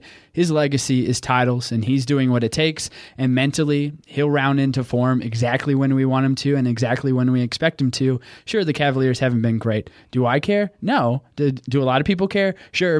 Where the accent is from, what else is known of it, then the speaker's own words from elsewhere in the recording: Oklahoma, United States; I'm from Oklahoma.